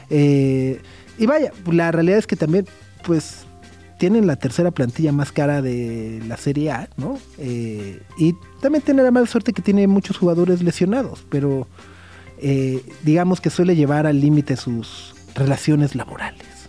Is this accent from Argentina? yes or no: no; Mexico; somos mexicanos, hermanos